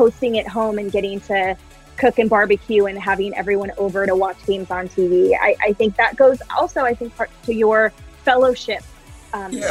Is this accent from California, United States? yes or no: yes; California, United States; now in Seattle, United States; we come from a big Husky family, even though I'm a Californian